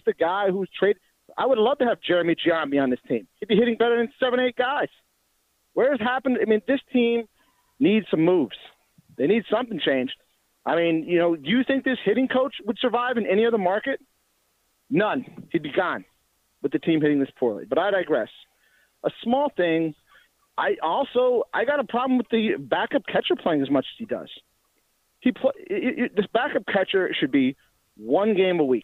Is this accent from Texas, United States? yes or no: no; Nashville, Tennessee, United States; accent: East Coast; also born or lived in Pittsburgh, Pennsylvania / Northeast Pennsylvania; I went to high school in Nashville. I went to college at Pitt. So, I mean, I've been a little bit of Pennsylvania, but I'm most of Nashville.